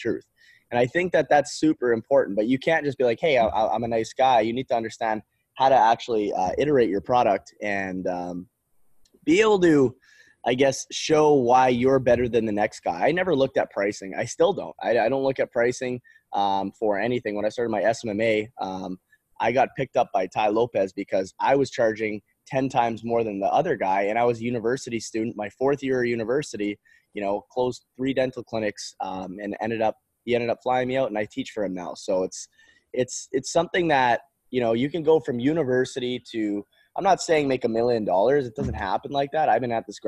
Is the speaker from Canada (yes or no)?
yes; Canada; moved away; I grew up in Canada. I'm not from the United States.